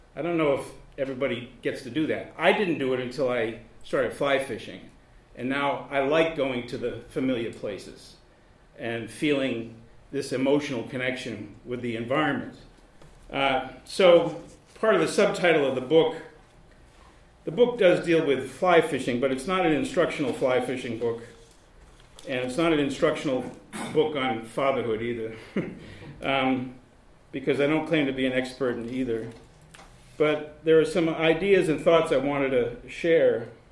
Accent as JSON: {"language": "English", "region": "Massachusetts", "country": "United States", "tie": "born or raised there", "moved": "yes", "lives_now": "Baltimore, United States", "said": "the town that I grew up in in Massachusetts"}